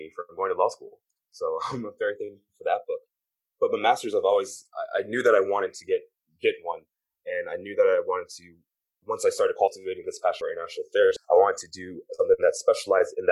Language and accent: English; Maryland, United States; also born or lived in Philadelphia, Pennsylvania / Washington, D.C.; I was born in Philly and raised in Maryland